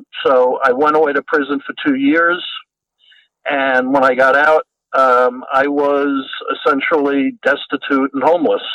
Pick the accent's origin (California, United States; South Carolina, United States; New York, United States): New York, United States; now in Los Angeles, United States; I now live in Los Angeles, but I grew up in New York.